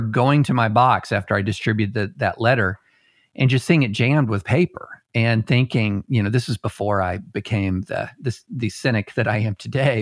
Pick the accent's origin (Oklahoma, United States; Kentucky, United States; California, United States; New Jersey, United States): Kentucky, United States; Georgetown; also born or lived in Opelika, Alabama; I ended up growing up in um, a little town in Kentucky. Now it's not as little as it used to be, uh, but called Georgetown, just outside of Lexington